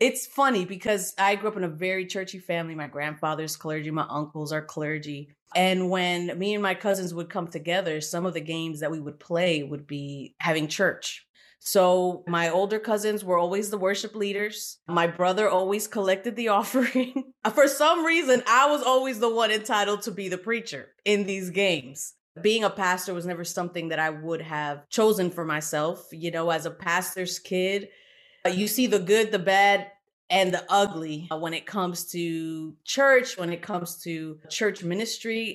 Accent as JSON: {"language": "English", "town": "New York City", "region": "New York", "country": "United States", "tie": "born or raised there", "also_born_or_lived": "Puerto Rico / South Bronx, New York", "said": "I was born in Puerto Rico, but we moved to Brooklyn, and so I kinda grew up in what we call Old Brooklyn"}